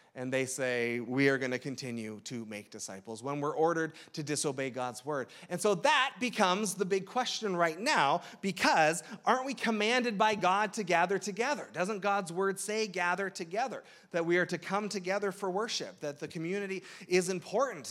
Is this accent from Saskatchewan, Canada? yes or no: no; Toronto, Ontario, Canada; moved away as an adult; I'm from the Toronto area. My parents are still up there